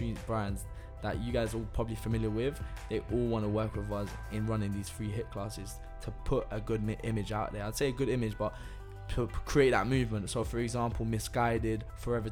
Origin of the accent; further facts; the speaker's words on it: London, United Kingdom; also born or lived in Italy; I'm from London.